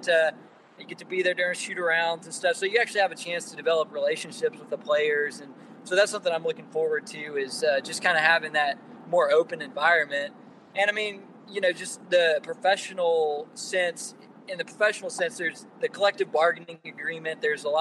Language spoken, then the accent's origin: English; Bartlett, Tennessee, United States; moved away as an adult; also born or lived in Chattanooga, Tennessee / Knoxville, Tennessee; So, yeah, I'm from Memphis and, well, Bartlett, if you want to get technical. But for the last 7 years or so, I've been on the eastern, mostly on the eastern part of the state, in Chattanooga and in Knoxville